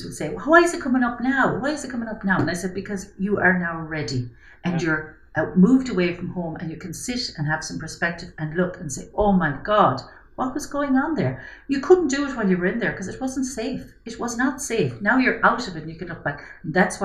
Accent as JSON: {"language": "English", "country": "Ireland", "said": "as an Irish society"}